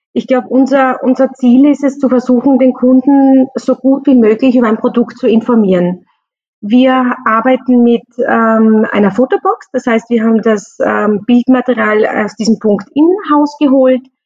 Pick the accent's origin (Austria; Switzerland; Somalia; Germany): Austria; bei uns in Österreich